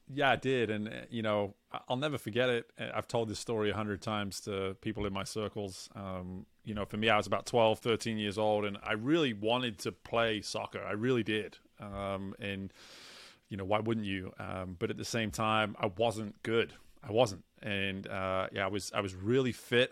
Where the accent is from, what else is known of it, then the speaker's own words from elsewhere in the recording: England, United Kingdom; moved away; growing up where I grew up in England, there wasn't much